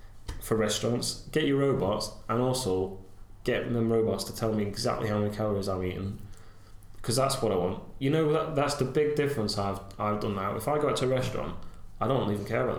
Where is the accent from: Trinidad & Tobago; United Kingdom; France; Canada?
United Kingdom; I'm so British